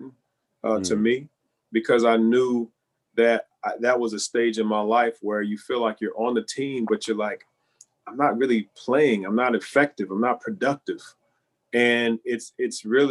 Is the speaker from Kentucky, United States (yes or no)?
yes; Louisville, Kentucky, United States; When I growing up in Louisville, my we went to a church in the west end of Louisville